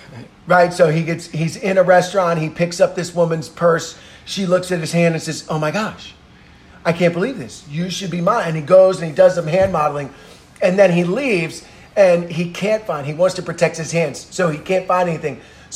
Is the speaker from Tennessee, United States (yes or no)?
no; Philadelphia, Pennsylvania, United States; We don't care. We're from Philly.